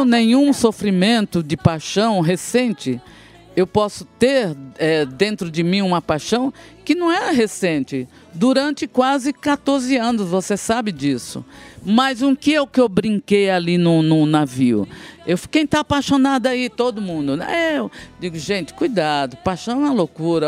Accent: Northeast Region, Brazil; eu sou nordestina, mulher de fibra

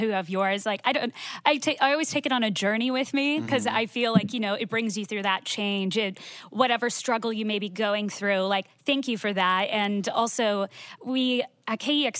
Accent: Iowa, United States; I'm originally from Iowa.

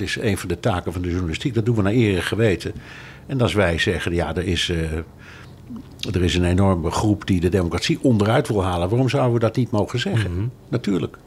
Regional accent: Netherlands; moved away; ik kom uit Nederland

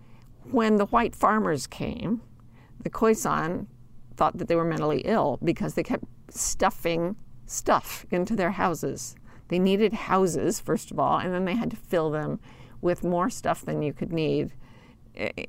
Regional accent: Utah, United States; I grew up in Utah

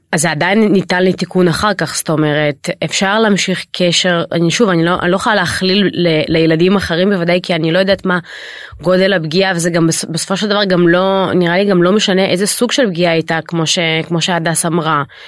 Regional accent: Israel; אני למעשה עליתי לישראל כשהייתי בת חמש

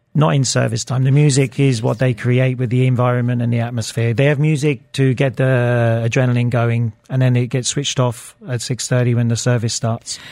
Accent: Luton, East of England, United Kingdom; I grew up in Bedfordshire, Luton

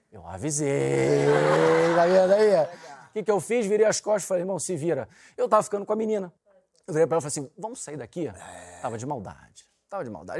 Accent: Rio de Janeiro, Brazil

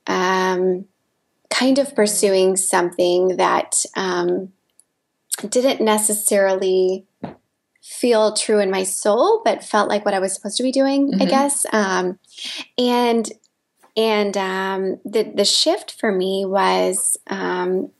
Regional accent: Midwest, United States; moved away as an adult; also born or lived in Los Angeles, United States; I grew up in the Midwest

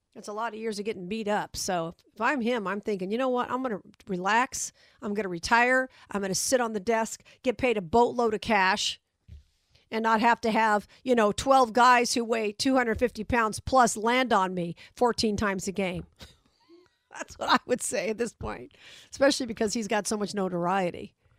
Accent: Las Vegas, Nevada, United States; my hometown

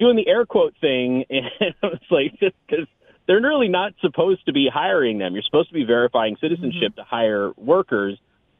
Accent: Southwest, United States; moved away; I'm from the Southwest

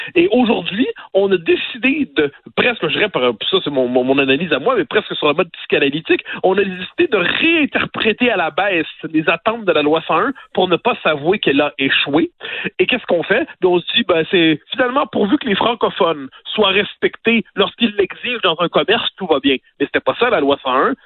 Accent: Quebec, Canada

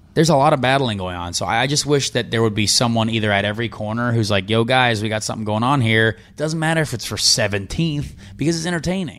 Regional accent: Indiana, United States; I'm from Indiana

